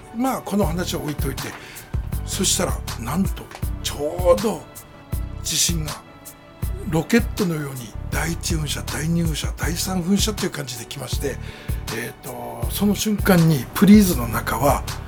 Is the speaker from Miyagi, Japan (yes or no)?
yes; Sendai, Miyagi, Japan; also born or lived in Izumi, Sendai; 大野原上杉出身なんですね